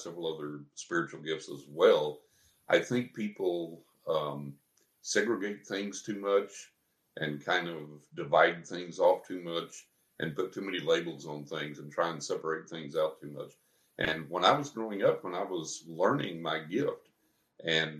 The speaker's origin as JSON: {"language": "English", "town": "San Angelo", "region": "Texas", "country": "United States", "tie": "born or raised there", "moved": "yes", "said": "I grew up over in San Angelo in West Texas"}